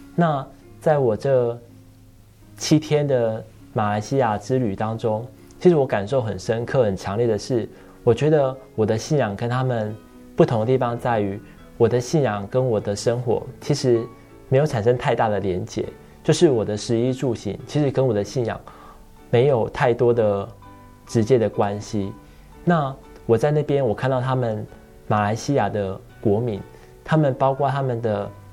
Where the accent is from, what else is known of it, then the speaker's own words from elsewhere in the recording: Tainan, Taiwan; moved away; 小时候我又是生长在，呃，台南那种白河很乡下的地方